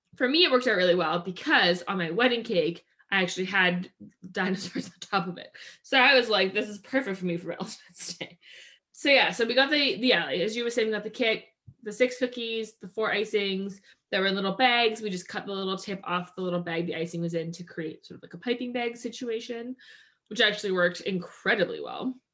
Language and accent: English; Maple Ridge, British Columbia, Canada; we grew up in Maple Ridge, and in Maple Ridge, which is uh, outside of Vancouver